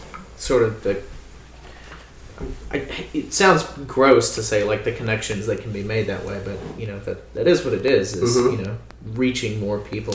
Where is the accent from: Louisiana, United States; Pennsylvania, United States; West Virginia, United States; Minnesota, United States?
Louisiana, United States; I grew up in Louisiana in a place where there were no magicians.